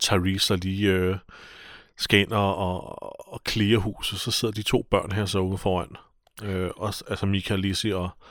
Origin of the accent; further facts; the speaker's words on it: Albertslund, Capital Region of Denmark, Denmark; min hjemby, Albertslund